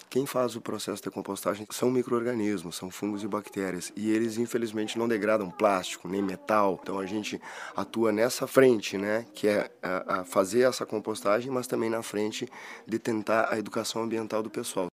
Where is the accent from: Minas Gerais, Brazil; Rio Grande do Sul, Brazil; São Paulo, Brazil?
Rio Grande do Sul, Brazil; Viemos do Rio Grande do Sul